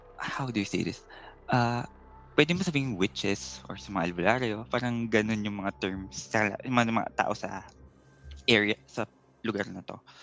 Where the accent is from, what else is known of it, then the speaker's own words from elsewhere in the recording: San Jose, Western Visayas, Philippines; actually, I'm from Antique, to be exact, in San Jose.